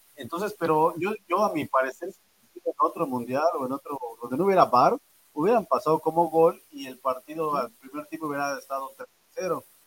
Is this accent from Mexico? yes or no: yes; Mexico; a nosotros como mexicanos